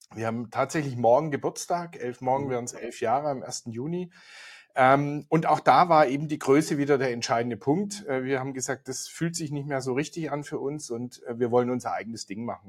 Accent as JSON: {"language": "German", "area": "Swabia", "region": "Baden-Württemberg", "country": "Germany", "moved": "yes", "lives_now": "Munich, Germany", "said": "hier aus München. Der eine oder andere wird es hören. Ich komme ursprünglich mal aus Schwaben"}